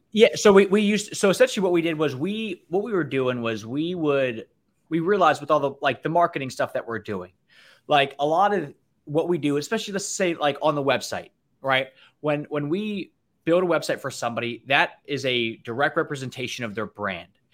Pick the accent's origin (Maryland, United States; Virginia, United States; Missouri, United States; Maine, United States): Maryland, United States; near Annapolis; I grew up right near Annapolis.